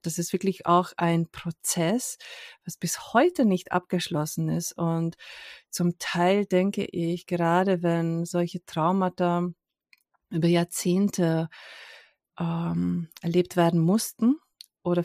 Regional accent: Hungary; moved away; ich komme ursprünglich aus Ungarn

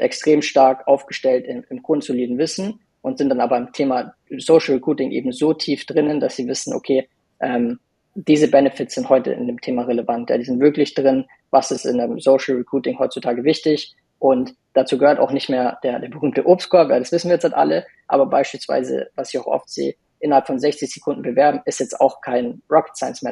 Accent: Munich, Bavaria, Germany; ich bin auch aus München

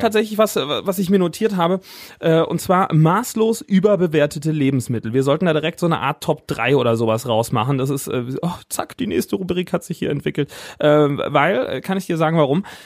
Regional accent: Siegen, North Rhine-Westphalia, Germany; hier bei uns in Siegen, wo wir herkommen

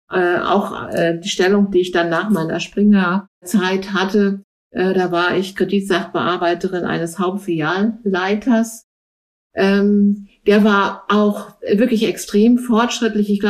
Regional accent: Berlin, Germany; Also für mich ist äh, West-Berlin eigentlich noch das, wo ich meine Heimat finde.

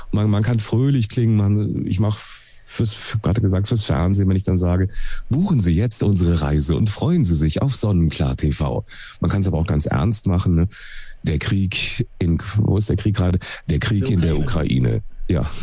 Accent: Duisburg, North Rhine-Westphalia, Germany; Ich bin zwar aus dem Ruhrpott, ja.

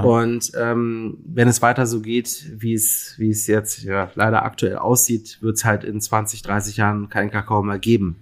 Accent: Berlin, Germany; also born or lived in Mainz / Lüneburg; ich bin ja Berliner, in Berlin geboren und äh, bis auf einen kleinen Zwischenstopp in Mainz

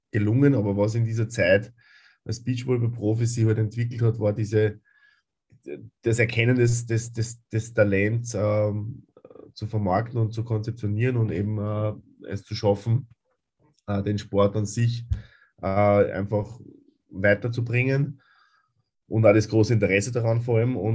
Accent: Upper Austria, Austria; Ähm, ich habe äh, in Oberösterreich, wo ich herkomme, äh, begonnen, vorerst Volleyball zu spielen

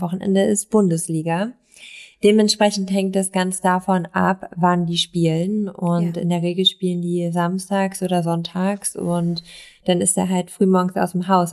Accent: East Frisia, Lower Saxony, Germany; now in Berlin, Germany; ich komme aus Ostfriesland

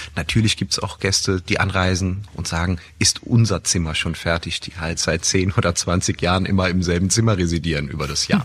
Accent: Rhineland-Palatinate, Germany; als gebürtiger Moselaner und äh, heimattreuer Hoteldirektor

